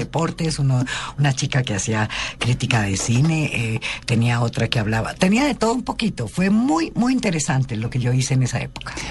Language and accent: Spanish; Bogotá, Colombia; accent: cachaca; also born or lived in Colombian Caribbean coast; Y así terminé en Bogotá, en Chapinero pasé toda mi, mi juventud, mi infancia, mi juventud. Y me quedé en Bogotá y ya soy Rola. Y yo voy a Barranquilla y me dicen cachaca